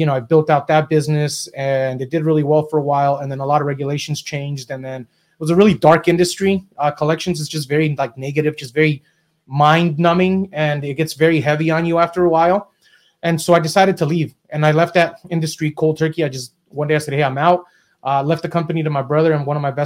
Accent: Southern California, United States; also born or lived in Mexico; I was raised in Southern California

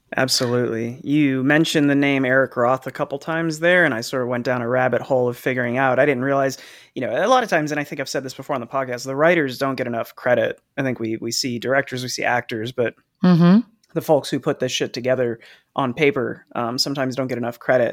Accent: New Jersey, United States; growing up in Jersey

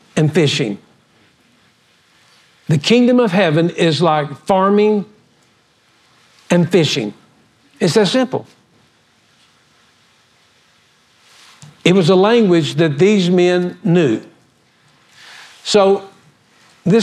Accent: Oklahoma, United States; also born or lived in Odessa, Texas; I was born in Odessa, Texas. And I was born there, and we went back because my father was in the oil field, and we moved back, and I finally migrated to Oklahoma when I was about 9 or 8, and so stayed there

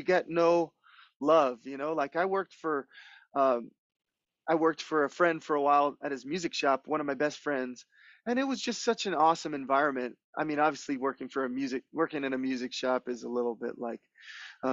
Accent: Hawaii, United States; moved away as an adult; also born or lived in Los Angeles; growing up in Hawaii your whole life

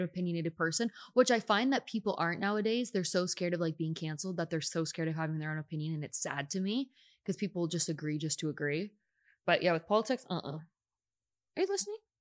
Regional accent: Canada; now in United States; I'm still Canadian

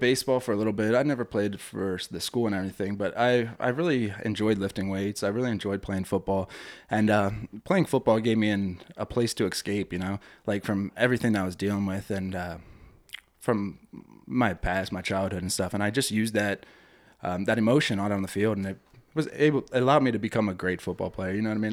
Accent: Ebenezer, Pennsylvania, United States; I grew up in Ebenezer

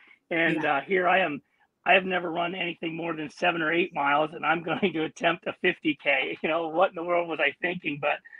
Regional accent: Stamford, Connecticut, United States; born there; also born or lived in Pennsylvania; No, actually, I was born in Stamford, Connecticut, and moved to PA.

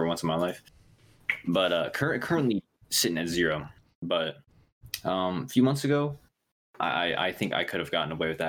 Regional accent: Ohio, United States; oh, you're from Ohio? I'm like, yeah. And he's like, what city do you live in? And I said the same city he lives in.

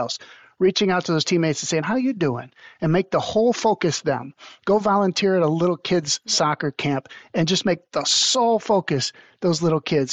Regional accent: Toledo, Ohio, United States; my hometown Toledo Mudhens, which was really cool because when I was a little boy, I used to go out to those mudhen clinics

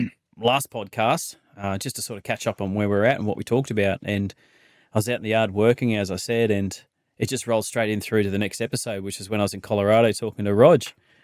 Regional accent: Queensland, Australia; I grew up out in the Darling Downs at the other side of Toowoomba there. And we used to travel into a little place called Dalby.

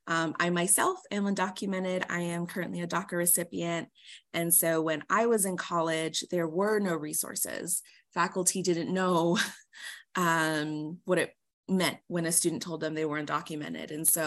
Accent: Oxnard, California, United States; also born or lived in Mexicali, Mexico / Orange County, California; And I just recently moved back to the 805. I grew up in Oxnard, but I had moved away to the Orange County area. So recently came back.

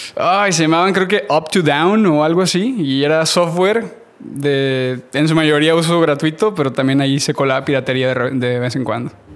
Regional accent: Matamoros, Tamaulipas, Mexico; moved away as an adult; now in United States; nací en México, nací en Matamoros, Tamaulipas. A los 18 años me voy a vivir a Estados Unidos.

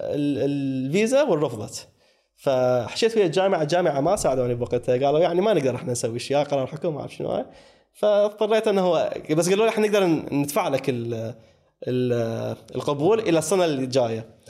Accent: Iraq; انا ك كعراقي

